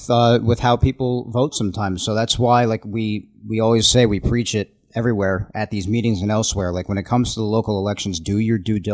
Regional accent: Nassau County, New York, United States; I'm from Nassau

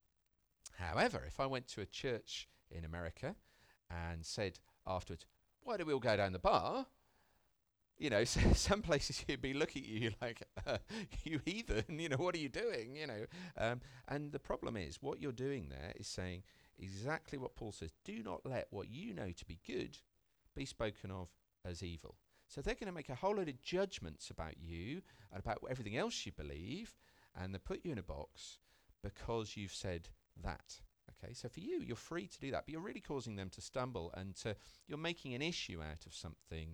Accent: United Kingdom; I'm British

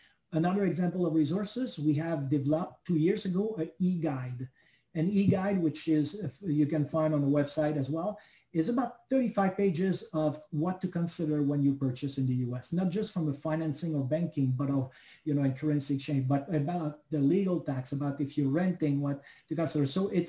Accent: Canada; because I cannot get a U.S. mortgage refinancing mortgage because I'm Canadian.

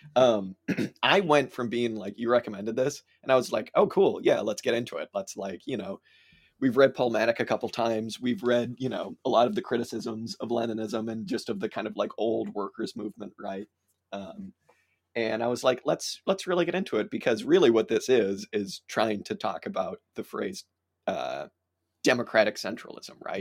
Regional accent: United States; as an American

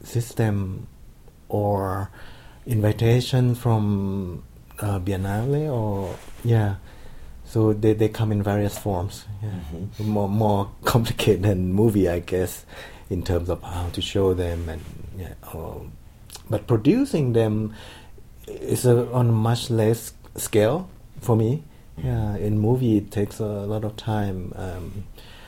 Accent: Khon Kaen, Thailand; Growing up in Khon Kaen, this town in the northeast of Thailand

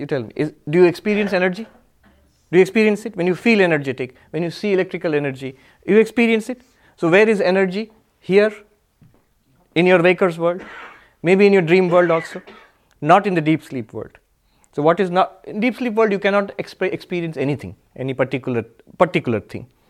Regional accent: India; now in New York, United States; I am a monk. I am an Indian. I am, um, in, uh, um, New York.

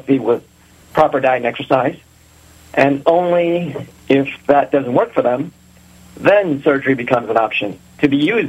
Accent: Reading, Pennsylvania, United States; also born or lived in Philadelphia / Pittsburgh / New York City; I'm actually somewhat of a local guy. I grew up in Reading

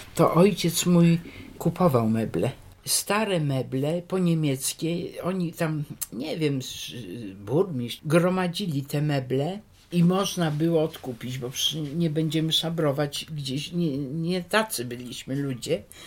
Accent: Wrocław, Lower Silesian Voivodeship, Poland; also born or lived in Skorzelec/Gorzelec (village); później tu już jesteśmy we Wrocławiu. Wrocławiu zamieszkaliśmy w takim domu przy ulicy Piastowskiej

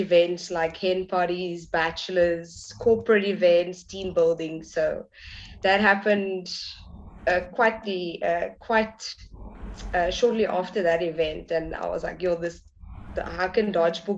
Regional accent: Cape Town, Western Cape, South Africa; I'm from Cape Town, South Africa.

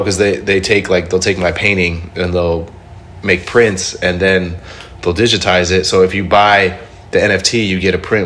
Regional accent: Indonesia; I'm from Indonesia

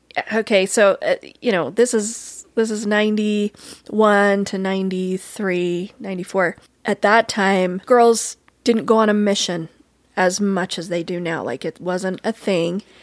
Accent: Cokeville, Wyoming, United States; moved away; I'm from Cokeville

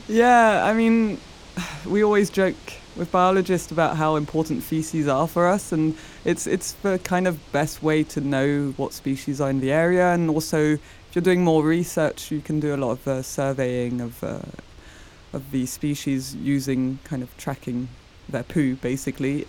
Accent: France; English is a second language; moved away as an adult; also born or lived in England; now in Uppsala, Sweden; where I grew up in France, it's near the mountains

